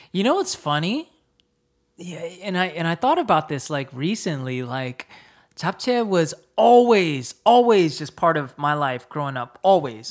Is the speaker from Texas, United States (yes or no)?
no; Fayetteville, North Carolina, United States; moved away as an adult; also born or lived in New Jersey; I grew up in Fayetteville, North Carolina